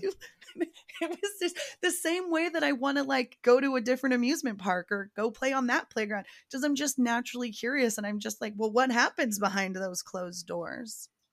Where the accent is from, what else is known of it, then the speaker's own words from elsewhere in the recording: Southern California, United States; I'm from Southern California